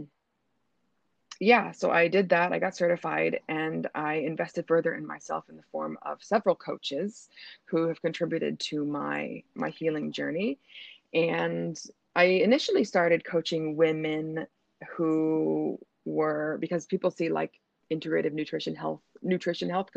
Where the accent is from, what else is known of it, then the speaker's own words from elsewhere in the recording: Denver, Colorado, United States; moved away as an adult; now in Doha, Qatar; I'm from the United States of America, from Denver, Colorado, but I live and work currently in Doha, Qatar, where I have been for the last 8 years.